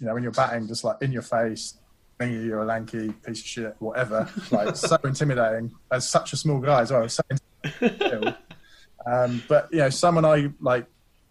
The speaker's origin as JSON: {"language": "English", "area": "Hampshire", "region": "South East England", "country": "United Kingdom", "tie": "born or raised there", "said": "I grew up in Hampshire"}